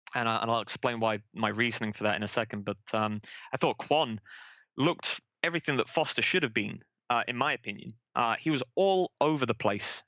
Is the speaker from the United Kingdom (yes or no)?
yes; Manchester, North West England, United Kingdom; moved away as an adult; also born or lived in San Jose, United States; now in Vancouver, Washington, United States; I'm from Manchester in England originally. Moved out to the United States about ten years ago.